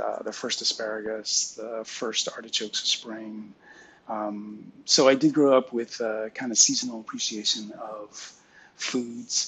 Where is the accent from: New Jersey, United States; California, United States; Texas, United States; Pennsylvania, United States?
California, United States; San Francisco Bay Area; I grew up in the San Francisco Bay Area, a suburban town about 10 miles south of San Francisco